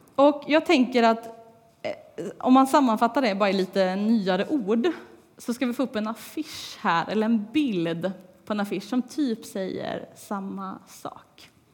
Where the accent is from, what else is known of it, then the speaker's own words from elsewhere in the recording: Tibro, Västra Götaland, Sweden; moved away as an adult; trots att jag inte har bott här på tre år så är det fortfarande Tibro och Lindgatan som är mitt hemma